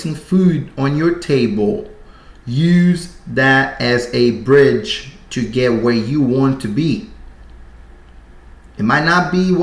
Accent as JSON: {"language": "English", "country": "Brazil", "moved": "as an adult", "said": "I'm from Brazil. I moved here 2012"}